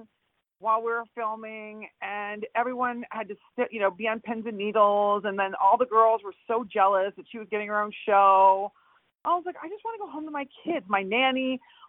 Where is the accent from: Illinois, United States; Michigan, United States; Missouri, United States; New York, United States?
New York, United States; I'm from New York